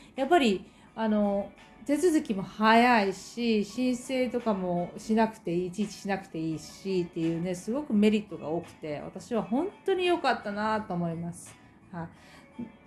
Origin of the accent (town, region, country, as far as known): Japan; now in New Zealand